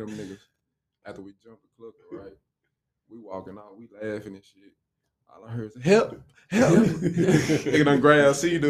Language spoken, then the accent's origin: English; Dallas, Texas, United States; I'm from Dallas